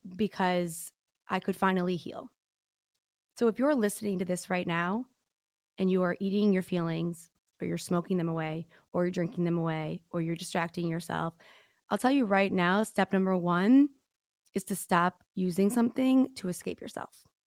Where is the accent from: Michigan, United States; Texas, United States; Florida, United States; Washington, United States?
Michigan, United States; Detroit; accent: Midwest; I'm from Detroit